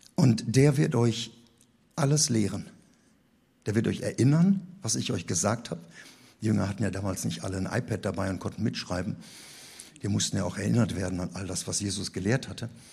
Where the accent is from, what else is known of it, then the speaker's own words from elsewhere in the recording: Rhineland, Germany; Bei uns im Rheinland